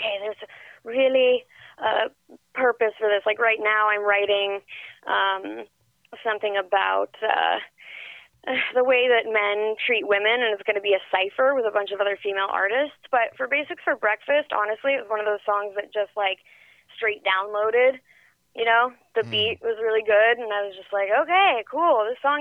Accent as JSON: {"language": "English", "region": "Northern California", "country": "United States", "tie": "born or raised there", "also_born_or_lived": "New York", "moved": "yes", "said": "I'm not from LA. I'm actually from Northern California, but I grew up in New York as well"}